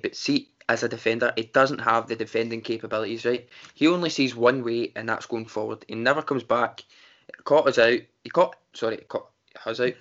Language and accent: English; Glasgow, Scotland, United Kingdom; we're from Glasgow